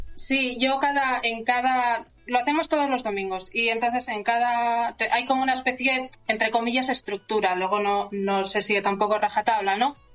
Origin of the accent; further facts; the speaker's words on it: La Rioja, Spain; moved away as an adult; also born or lived in Alicante / Madrid / Barcelona; now in Santiago de Compostela, Spain; me fui luego a La Rioja, que, ahí conocí luego a, Andrea